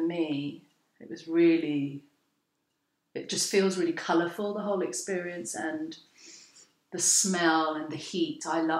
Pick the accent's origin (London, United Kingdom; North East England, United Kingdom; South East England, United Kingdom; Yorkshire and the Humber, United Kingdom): London, United Kingdom; also born or lived in Karachi, Pakistan; I'm an artist and a designer. As we were saying earlier, born and bred in London.